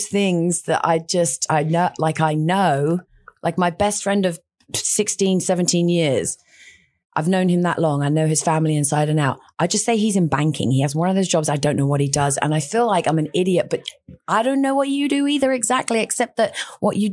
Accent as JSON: {"language": "English", "country": "United Kingdom", "moved": "yes", "lives_now": "Austin, United States", "said": "I'm from Great Britain"}